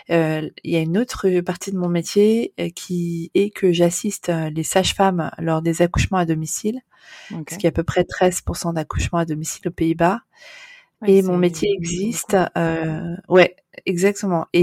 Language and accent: French; Amsterdam, North Holland, Netherlands; et je suis mariée avec un Néerlandais qui est en fait mon amour de jeunesse puisque j'ai grandi à Amsterdam.